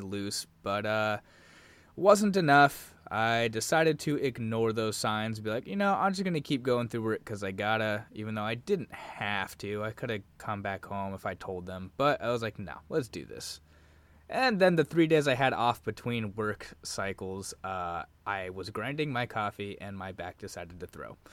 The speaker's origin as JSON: {"language": "English", "region": "Arizona", "country": "United States", "tie": "born or raised there", "also_born_or_lived": "Washington State", "moved": "as an adult", "lives_now": "Washington, United States", "said": "I was born and raised in Arizona"}